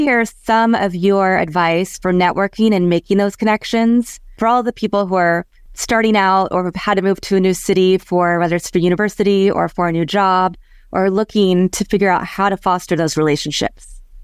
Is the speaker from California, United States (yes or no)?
no; Kansas, United States; moved away; also born or lived in Chicago / Los Angeles / San Francisco / Houston; I grew up in Kansas